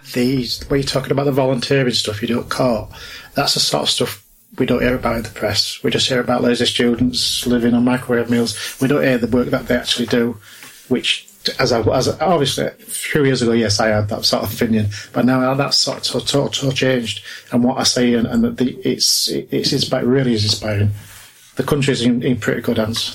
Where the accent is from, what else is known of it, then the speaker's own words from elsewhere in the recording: Leeds, Yorkshire and the Humber, United Kingdom; I'm from Leeds